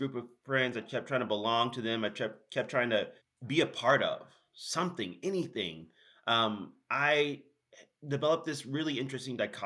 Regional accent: Houston, Texas, United States; also born or lived in Sugar Land, Texas; started my life, early life in Houston, Texas

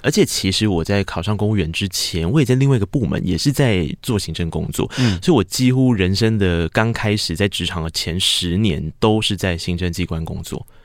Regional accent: Tainan, Taiwan; first language Taiwanese Hokkien; Chinese is a second language; 我是台南人，我的母语是台语

